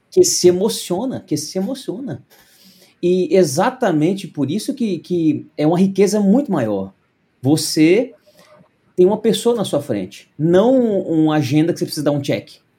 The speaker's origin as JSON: {"language": "Portuguese", "town": "Uberaba", "region": "Minas Gerais", "country": "Brazil", "tie": "born or raised there", "said": "na igreja presbiteriana de Uberaba, onde eu cresci"}